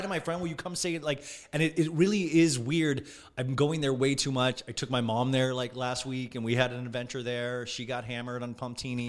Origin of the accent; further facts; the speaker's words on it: Olathe, Kansas, United States; also born or lived in Los Angeles, California; now in West Hollywood, United States; Olathe, Kansas was where I grew up, a small town in Kansas